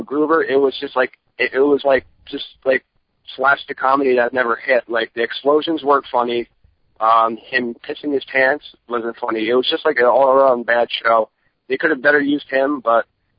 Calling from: New Jersey, United States; I'm calling from New Jersey.

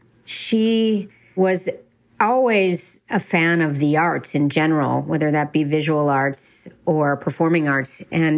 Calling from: Westchester, New York, United States; I am calling you from Westchester, New York

